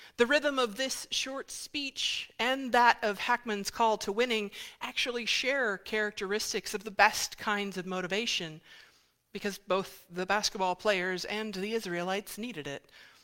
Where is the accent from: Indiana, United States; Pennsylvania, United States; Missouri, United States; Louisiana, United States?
Indiana, United States; moved away; I'm originally from Indiana, which means part of my state-mandated education growing up was watching the film Hoosiers.